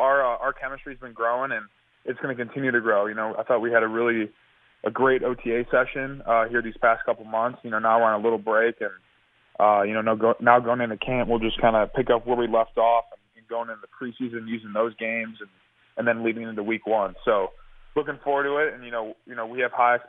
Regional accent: Arlington Heights, Illinois, United States; growing up in the Northwest suburbs of Chicago

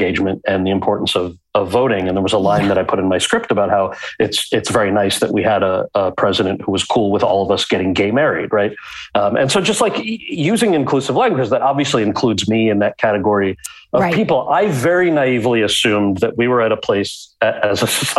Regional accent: outside of New York City, United States; I grew up outside of New York City

